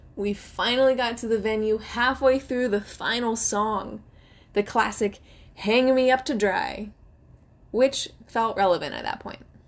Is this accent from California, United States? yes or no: yes; Silicon Valley, California, United States; my hometown of the Silicon Valley